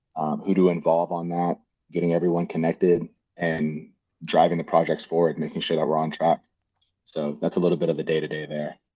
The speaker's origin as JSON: {"language": "English", "town": "Houston", "region": "Texas", "country": "United States", "tie": "born or raised there", "also_born_or_lived": "Cypress, Texas / College Station, Texas", "said": "born and raised in Houston, Texas."}